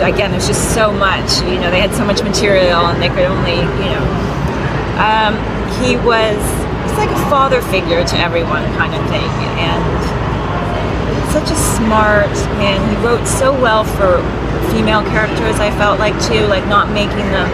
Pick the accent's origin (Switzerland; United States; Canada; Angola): Canada; Toronto, Ontario; I'm from Toronto